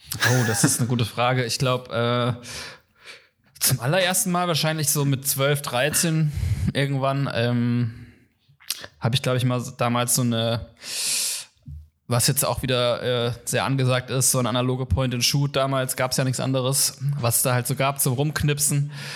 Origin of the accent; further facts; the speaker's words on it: Kaiserslautern, Rhineland-Palatinate, Germany; moved away as an adult; now in Cologne, Germany; an der Uni in meiner Heimatstadt, in Kaiserslautern, wo ich herkomme